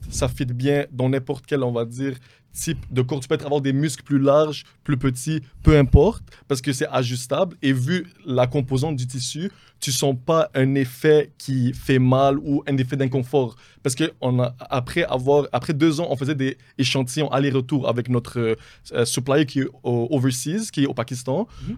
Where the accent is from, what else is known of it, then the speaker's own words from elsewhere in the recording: Montreal, Quebec, Canada; je viens de Montréal, je suis d'origine libanaise.